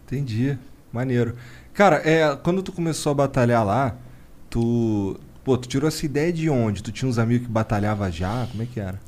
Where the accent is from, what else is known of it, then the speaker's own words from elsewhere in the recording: Rio de Janeiro, Brazil; moved away; Daí todo mundo sabe que eu sou carioca.